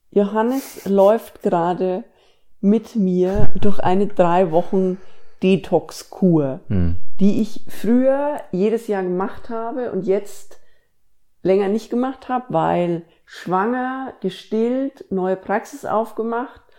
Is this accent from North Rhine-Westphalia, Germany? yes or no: no; Bavaria, Germany; moved away as an adult; now in Ruhr area, Germany; Also ich bin ja studieren gegangen äh, ans andere Ende von Deutschland, quasi ich bin von Bayern ins Ruhrgebiet gezogen